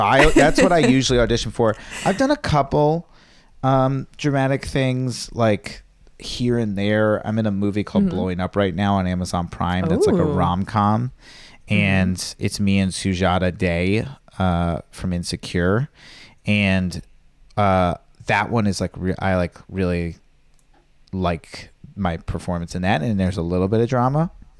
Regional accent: Virginia, United States; born or raised there

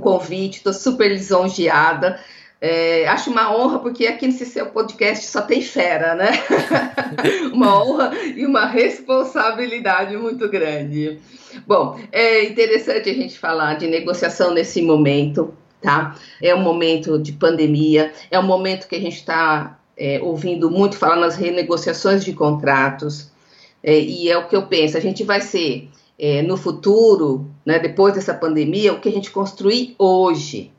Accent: interior of São Paulo, Brazil; accent: interior paulista; eu sou do interior de São Paulo, né? Acho que o sotaque já diz isso

